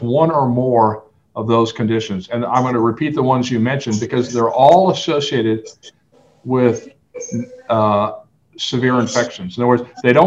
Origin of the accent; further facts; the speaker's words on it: Fairbanks, Alaska, United States; now in El Paso, United States; I grew up in Fairbanks, Alaska, and it gets about minus 40